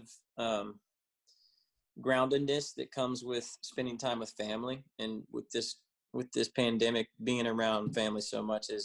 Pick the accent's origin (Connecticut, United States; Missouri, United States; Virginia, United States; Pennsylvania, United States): Virginia, United States; Williamsburg; moved away as an adult; also born or lived in Florida; now in Nashville, United States; my hometown